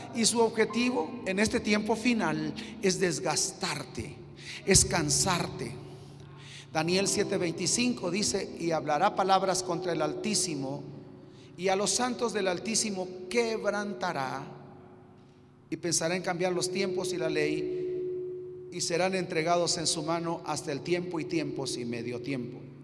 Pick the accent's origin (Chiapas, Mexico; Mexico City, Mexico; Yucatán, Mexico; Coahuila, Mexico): Chiapas, Mexico; vengo de Chiapas, México